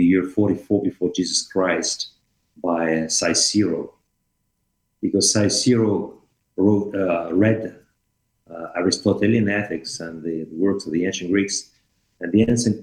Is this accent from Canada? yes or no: no; France; English is a second language; moved away as an adult; also born or lived in Paris / Strasbourg / Helsinki, Finland; I am from France, but I left France when I was 27